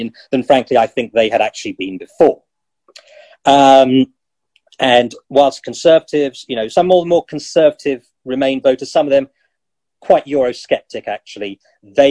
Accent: United Kingdom; People who are ethnic minorities but born in this country, like me

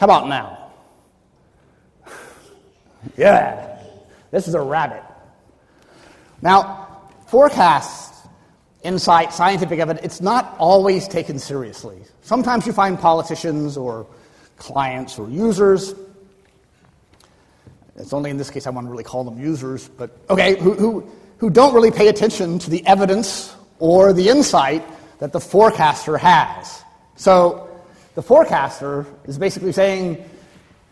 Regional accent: Florida, United States; I'm from Florida.

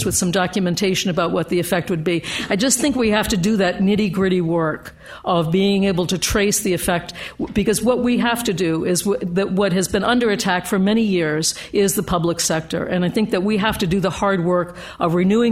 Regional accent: United States; I come from the U.S. at a a particular moment of young men being killed in Baltimore, Philadelphia, Detroit, and so forth

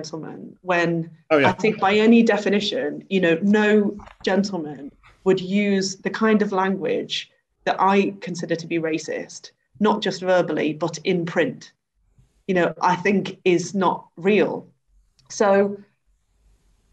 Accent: the Wirral, Merseyside, North West England, United Kingdom; in Merseyside, I'm from the Wirral, right, which is the posh bit of Merseyside.

